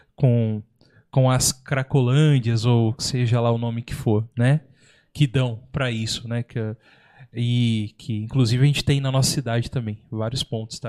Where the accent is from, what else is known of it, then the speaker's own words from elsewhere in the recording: São Paulo, Brazil; eu também sou de São Paulo